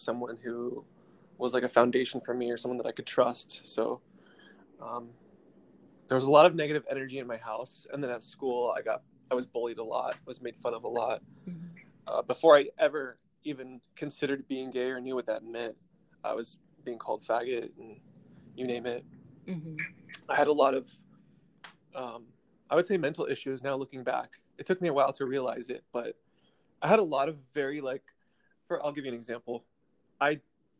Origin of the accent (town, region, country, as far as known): Orange County, California, United States; born or raised there; also born or lived in Utrecht, Netherlands; now in West Hollywood, United States